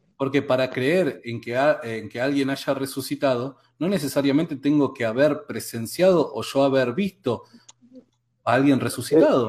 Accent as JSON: {"language": "Spanish", "country": "Argentina", "said": "que somos acá de Argentina"}